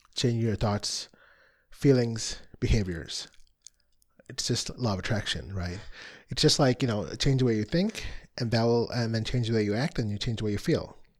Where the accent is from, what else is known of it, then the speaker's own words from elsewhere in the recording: Chicago, Illinois, United States; I'm from the Chicago area